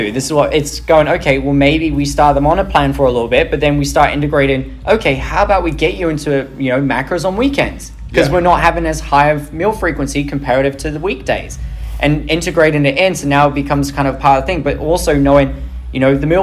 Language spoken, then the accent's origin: English; England, United Kingdom; I'm English